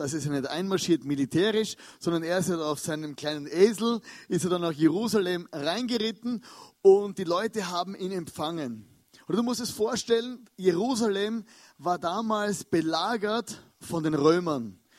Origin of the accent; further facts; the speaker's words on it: Austria; als Österreicher